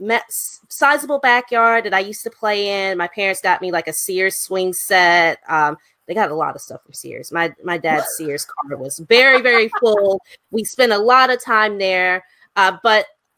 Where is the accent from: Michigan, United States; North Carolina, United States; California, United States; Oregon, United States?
North Carolina, United States; Greensboro; I grew up in Greensboro, North Carolina